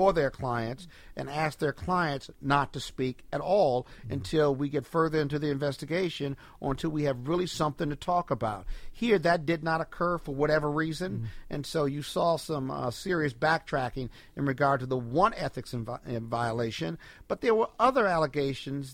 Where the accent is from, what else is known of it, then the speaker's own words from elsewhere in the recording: Chicago, Illinois, United States; now in Washington, D.C., United States; I'm from Chicago.